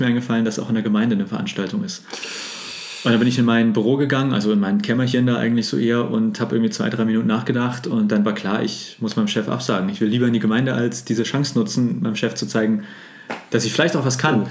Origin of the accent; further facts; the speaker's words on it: Hamburg, Germany; also born or lived in Greifswald / Berlin; Und ich bin gebürtiger Hamburger und bin froh, auch jetzt in Hamburg gelandet äh, zu sein.